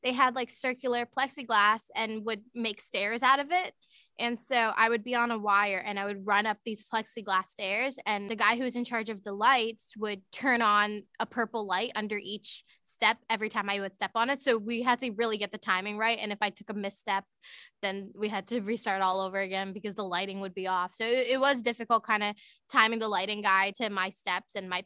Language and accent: English; Markham, Ontario, Canada; I grew up in Markham, Ontario